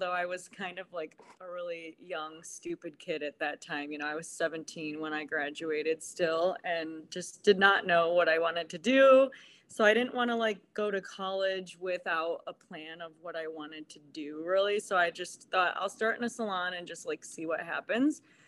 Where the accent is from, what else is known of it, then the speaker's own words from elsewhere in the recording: Chardon, Ohio, United States; I am from Chardon, Ohio